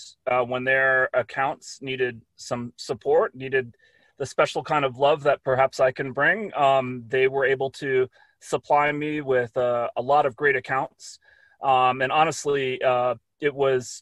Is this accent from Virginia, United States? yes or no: yes; Reston, Virginia, United States; moved away; I grew up in Northern Virginia